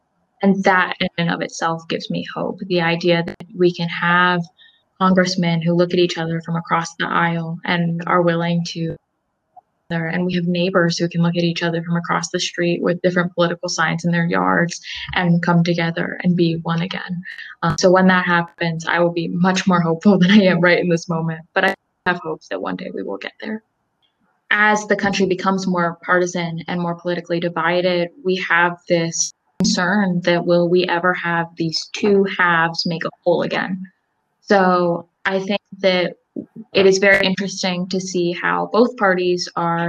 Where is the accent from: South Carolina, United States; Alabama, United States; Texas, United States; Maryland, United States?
Maryland, United States; Salisbury; also born or lived in Elizabethtown, Pennsylvania; I am from Salisbury, Maryland, and I attend Elizabethtown College in Elizabethtown, Pennsylvania.